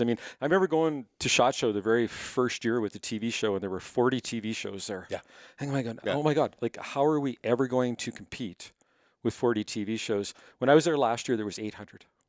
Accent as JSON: {"language": "English", "town": "Winnipeg", "region": "Manitoba", "country": "Canada", "tie": "born or raised there", "moved": "as an adult", "lives_now": "Cochrane, Canada", "said": "I was born in Winnipeg"}